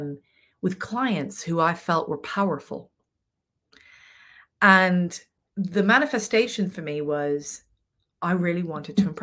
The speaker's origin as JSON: {"language": "English", "country": "Venezuela", "tie": "born or raised there", "said": "I grew up in Venezuela"}